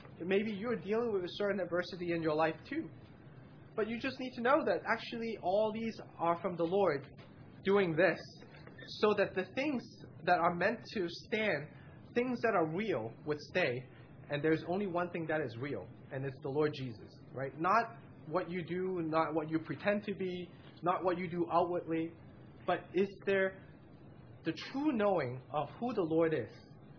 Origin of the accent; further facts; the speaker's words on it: West Coast, United States; And I have because I came from the West Coast.